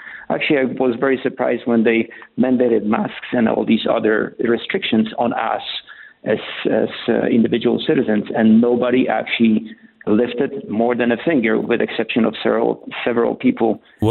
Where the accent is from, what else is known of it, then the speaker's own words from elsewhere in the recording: Poland; I had when I was growing up in Poland. We used to listen to Radio Free Europe, which was sponsored by American government.